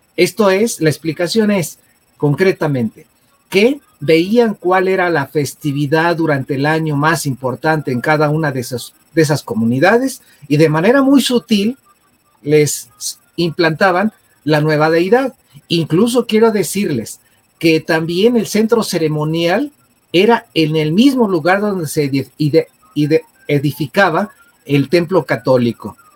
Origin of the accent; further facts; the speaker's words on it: Mexico; Es una de las bellas tradiciones que tenemos como mexicanos